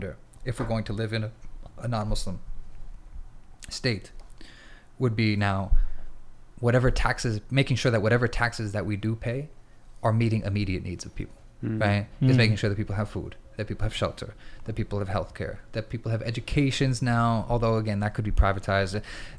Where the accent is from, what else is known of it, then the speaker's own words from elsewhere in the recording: United States; now in Istanbul, Turkey; we're in currently in America, we're American citizens